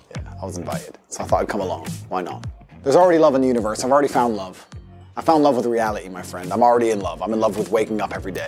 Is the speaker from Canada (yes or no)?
no; United States; moved away; also born or lived in Luton, England; American, but I lived in England for a long time. I lived in a very prestigious part of the U K.